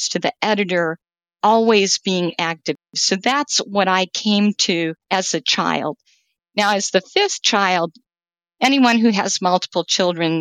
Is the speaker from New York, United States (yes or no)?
no; Wisconsin, United States; I have grown up in Wisconsin